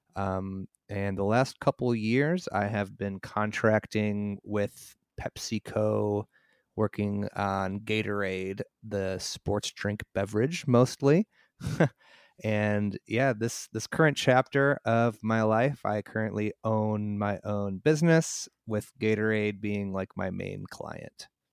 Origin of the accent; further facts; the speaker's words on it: Mundelein, Illinois, United States; I grew up in a town called Mundelein, north of Chicago.